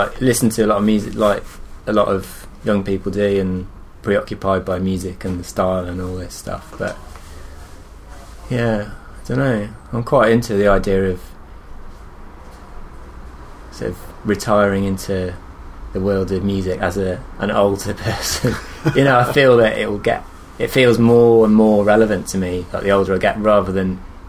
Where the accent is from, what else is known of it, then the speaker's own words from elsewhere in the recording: Shrewsbury, West Midlands, United Kingdom; moved away as an adult; now in Brighton, United Kingdom; And I moved back to my hometown. Ah, where are you from? From a town called Shrewsbury, which is in Shropshire, kind of near Wales.